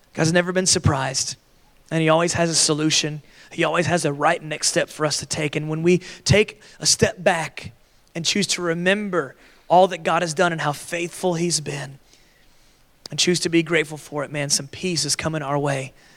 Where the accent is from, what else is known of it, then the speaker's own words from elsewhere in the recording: Florida, United States; I grew up in Florida where we had like a, a Florida resident discount.